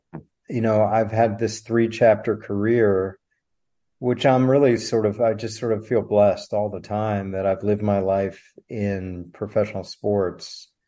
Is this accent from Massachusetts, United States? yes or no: no; Washington, District of Columbia, United States; moved away as an adult; also born or lived in California; I got into my hometown school. I'm from Washington, D.C., Georgetown. So came back home, Georgetown Law.